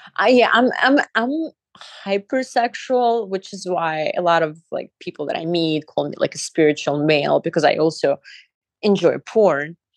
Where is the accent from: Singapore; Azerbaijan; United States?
Azerbaijan; moved away; when I was growing up in Azerbaijan